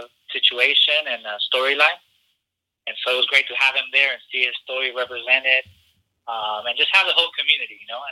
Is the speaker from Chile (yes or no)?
yes; Chile; moved away; I'm from Chile, and I grew up around folks that were exiles